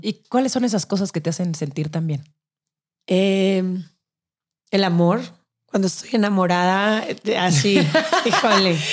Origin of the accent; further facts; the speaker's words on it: Guadalajara, Jalisco, Mexico; moved away as an adult; also born or lived in Mexico City; Empaqué mis maletas de Guadalajara y me vine